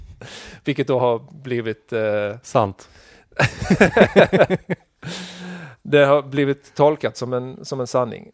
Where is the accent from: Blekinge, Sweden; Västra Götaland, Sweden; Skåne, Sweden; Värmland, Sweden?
Blekinge, Sweden; Krokås; also born or lived in Karlskrona; Så jag är från Sölvesborgs kommun